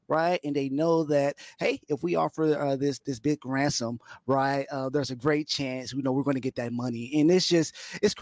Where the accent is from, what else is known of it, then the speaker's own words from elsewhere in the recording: Dallas, Texas, United States; now in Katy, United States; born and raised Dallas, Texas. I live here in Katy, Texas now, west of Houston.